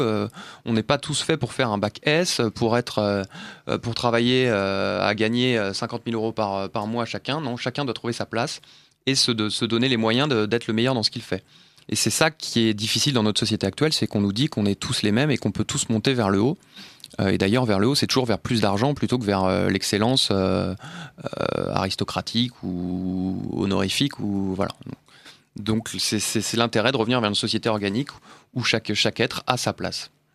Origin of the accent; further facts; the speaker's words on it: France; nous sommes français et européens